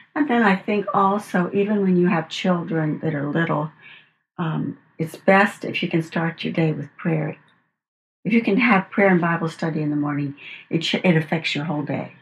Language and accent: English; Los Angeles, California, United States; also born or lived in Arcadia; i grew up in uh, los angeles my father was a home builder